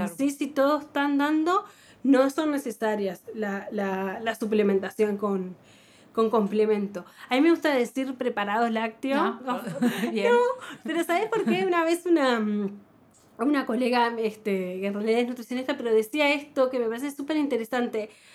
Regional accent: Montevideo, Uruguay; si nacimos en Montevideo en los, 70, en los 80

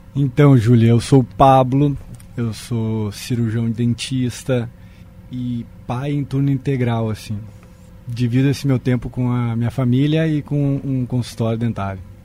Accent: Santa Maria, Rio Grande do Sul, Brazil; moved away; Eu morava no interior do Rio Grande do Sul, sou de Santa Maria.

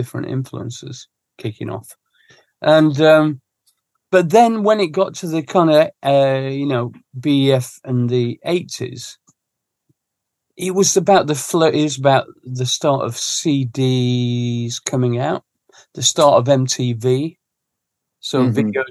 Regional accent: Sheffield, Yorkshire and the Humber, United Kingdom; now in London, United Kingdom; growing up in Sheffield

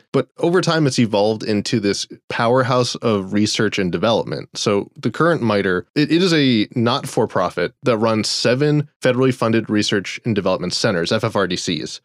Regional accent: Florida, United States; But then I grew up in Florida, or even when I was working, I lived in Florida

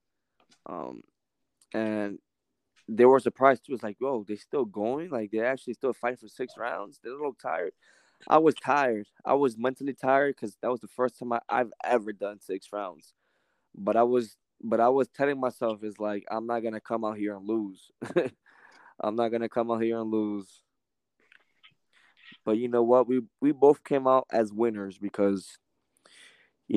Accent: New York, United States; now in Indiana, United States; I'm from New York

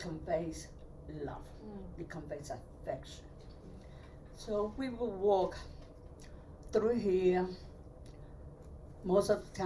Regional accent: New York City, New York, United States; also born or lived in Puerto Rico; I was brought to New York City when I was 5 or 6 years old. I had all my schooling here.

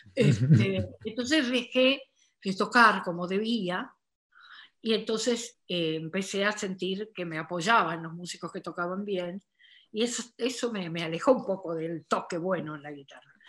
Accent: Corrientes, Argentina; now in Buenos Aires, Argentina; nosotros, los correntinos, los chasqueños, la gente del litoral, pero sobre todo los correntinos

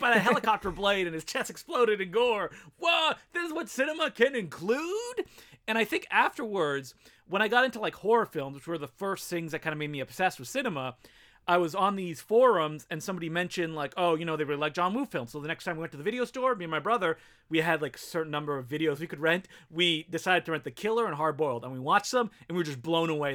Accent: Ottawa, Ontario, Canada; first language French; English is a second language; moved away as an adult; now in Toronto, Canada; I grew up in Ottawa, the nation's capital, and also a small French town called Castleman

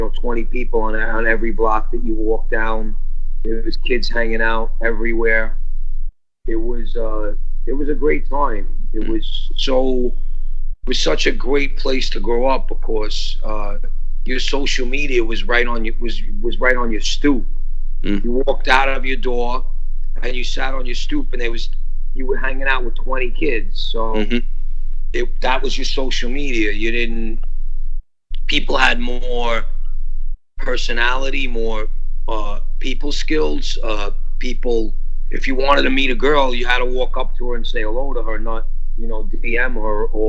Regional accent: New York City, New York, United States; I grew up West Street between you and Neck Road, which is Gravesend, like borderline Bensonhurst.

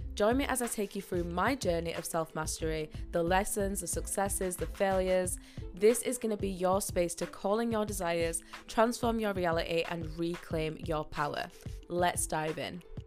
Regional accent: Yorkshire and the Humber, United Kingdom; I am from Yorkshire, so I live up north

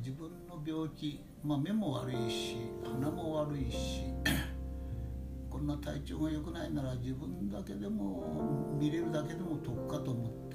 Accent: Takaoka, Toyama, Japan; also born or lived in Tokyo; 育ちが 戦争が激しくなって、えー、私の父親の実家である富山県高岡市伏木というところで、えー、育ちました

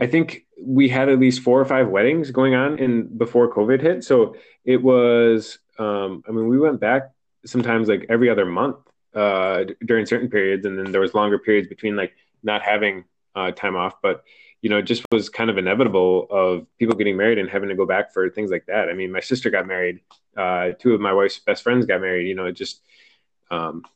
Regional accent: Midwest, United States; moved away as an adult; now in California, United States; coming from the Midwest

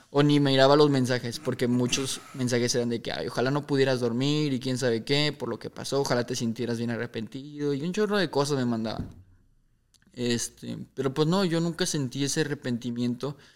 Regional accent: Mexico; somos mexicanos

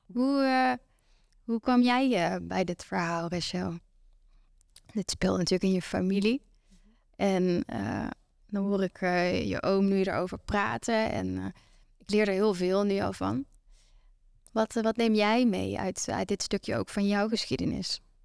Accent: Venlo, Limburg, Netherlands; Ik kom uit Venlo

